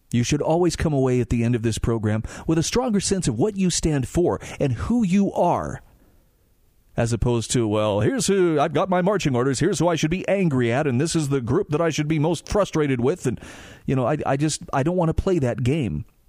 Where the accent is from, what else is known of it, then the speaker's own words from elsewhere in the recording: Utah, United States; my home state of Utah